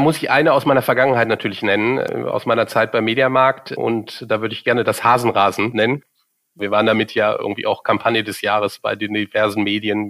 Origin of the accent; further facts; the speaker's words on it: Cologne, North Rhine-Westphalia, Germany; moved away as an adult; now in Munich, Germany; bin ich in Köln geboren und in Köln aufgewachsen